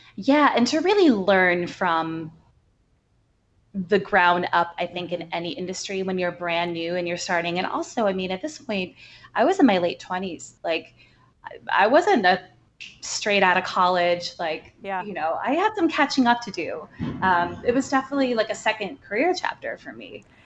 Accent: outside of Chicago, Illinois, United States; now in New York, United States; I grew up right outside of Chicago. Uh, so Midwestern girl, but I've been in New York for long enough, I think, to call myself an official New Yorker

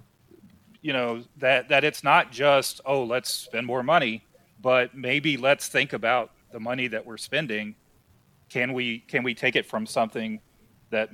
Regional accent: Kentucky, United States; we're from Kentucky

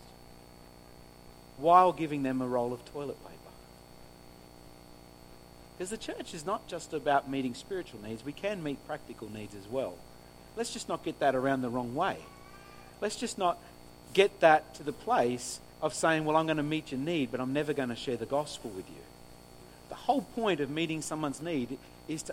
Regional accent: New South Wales, Australia; now in Griffith, Australia; I grew up on the farm. I grew up on Orange Farm

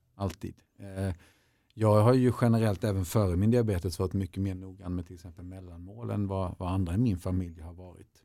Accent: Småland, Sweden; jag kommer från Småland och där ska man verkligen klara sig själv och man ska helst kunna överleva på en, en sten och eventuellt en barkbit

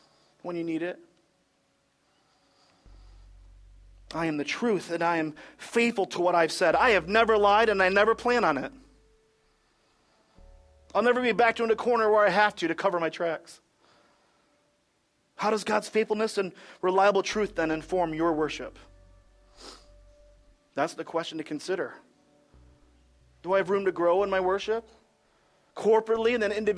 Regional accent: Michigan, United States; I'm from Michigan

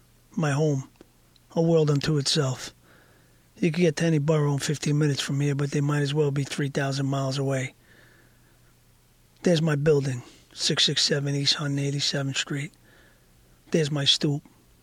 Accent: Bogotá, Colombia; born there; I knew I was born in Bogota, Colombia.

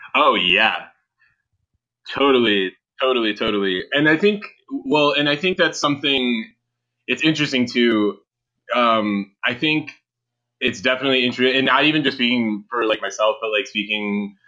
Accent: Cleveland, Ohio, United States; in Cleveland

